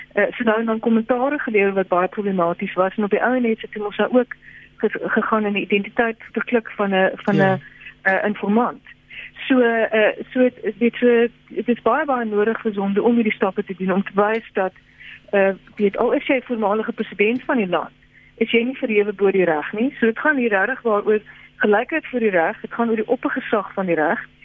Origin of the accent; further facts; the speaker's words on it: South Africa; ons as Suid-Afrikaners